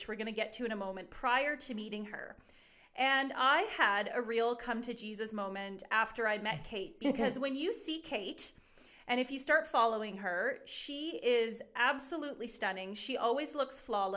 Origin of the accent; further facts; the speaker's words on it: Wetaskiwin, Alberta, Canada; I grew up in Wetaskiwin